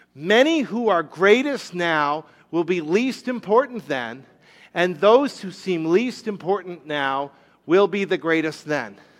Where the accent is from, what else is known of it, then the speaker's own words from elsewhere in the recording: Rhode Island, United States; moved away; When I was a little kid, I grew up in Rhode Island.